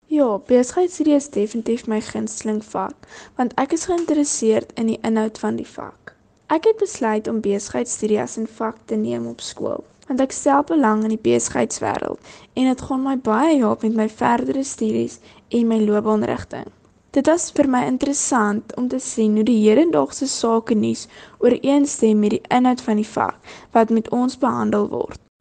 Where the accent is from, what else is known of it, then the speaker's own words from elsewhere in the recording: Kakamas, Northern Cape, South Africa; van Kokemas, 'n klein dorpie in die Noord-Kaap